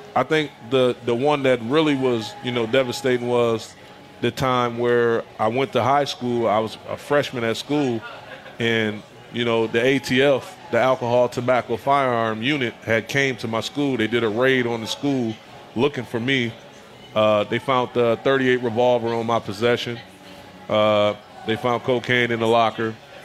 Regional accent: Racine, Wisconsin, United States; Racine, Wisconsin.

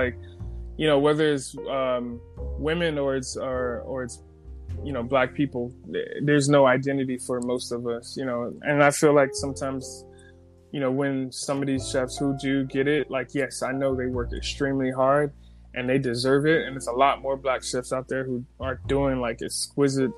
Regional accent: United States; as an American, someone who grew up here

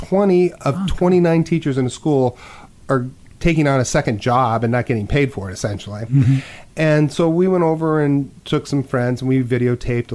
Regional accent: Phoenix, Arizona, United States; also born or lived in Los Angeles; we moved from Los Angeles out of, you know, this ghetto apartment we were living in, you know, and she bought a house in Phoenix and enrolled me in school

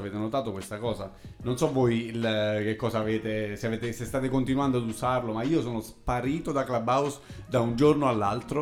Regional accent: Pescara, Abruzzo, Italy; di Pescara, della mia città natale

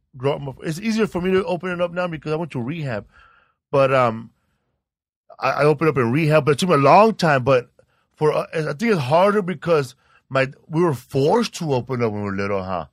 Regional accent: Sinaloa, Mexico; now in Los Angeles, United States; I'm from Sinaloa, Mexico

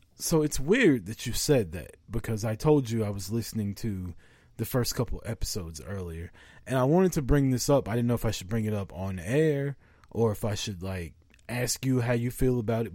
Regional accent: Missouri, United States; I'm from Missouri. We're from the Show Me State.

